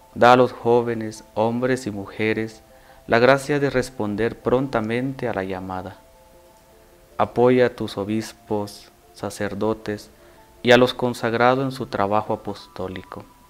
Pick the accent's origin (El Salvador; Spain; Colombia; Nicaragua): El Salvador; moved away as an adult; now in Mexico; soy originario de El Salvador